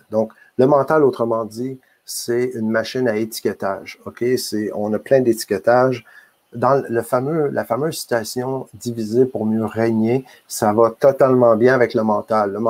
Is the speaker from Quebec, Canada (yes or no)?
yes; Quebec, Canada; je suis euh, un homme, je suis euh, un citoyen canadien, je suis un Québécois, je suis